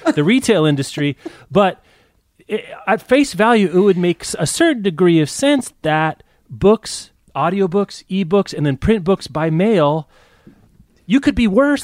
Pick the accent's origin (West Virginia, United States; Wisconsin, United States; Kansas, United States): Kansas, United States; Lawrence; my hometown independent bookstore, The Raven, in Lawrence, Kansas